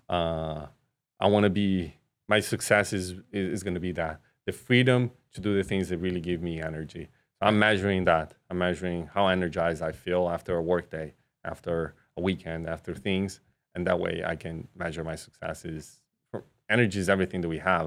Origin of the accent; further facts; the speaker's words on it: Brazil; moved away; I was raised in Brazil